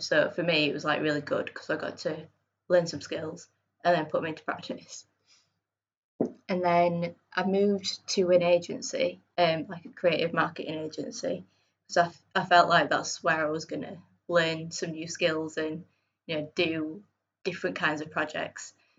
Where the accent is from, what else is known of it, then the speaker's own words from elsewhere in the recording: Bradford, Yorkshire and the Humber, United Kingdom; moved away as an adult; also born or lived in Sheffield; now in Leeds, United Kingdom; I'm from Bradford originally, and then I went to university in Sheffield